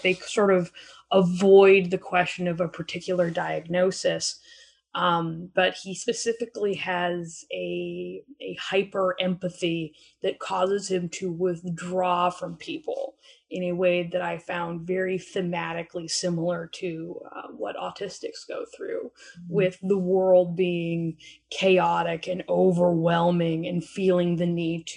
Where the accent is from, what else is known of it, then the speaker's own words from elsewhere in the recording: Alberta, Canada; now in Vancouver, Canada; I am originally from Alberta, but I live in Vancouver, British Columbia now.